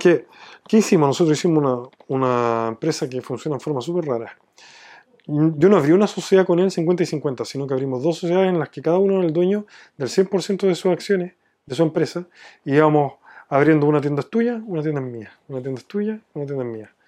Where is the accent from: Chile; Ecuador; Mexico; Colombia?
Chile; me fueron a preguntar de dónde era, les dije que de Chile